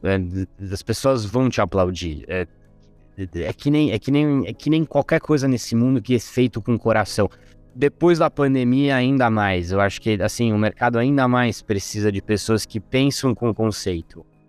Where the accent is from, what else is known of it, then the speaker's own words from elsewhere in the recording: Rome, Lazio, Italy; moved away; also born or lived in Brazil / Oxford; Eu sou italiano, nasci e cresci em Roma